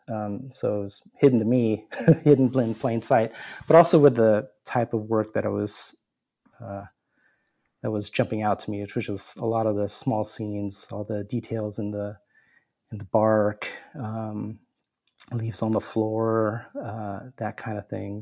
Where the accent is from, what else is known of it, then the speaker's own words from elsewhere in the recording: San Diego, California, United States; rediscovering my hometown